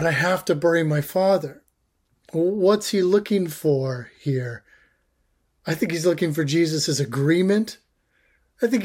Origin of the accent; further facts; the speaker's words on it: Canada; I'm Canadian.